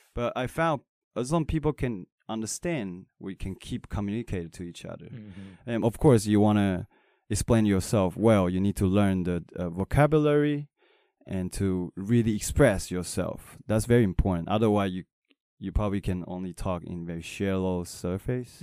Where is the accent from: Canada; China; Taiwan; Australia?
Taiwan; I'm not American. I'm Taiwanese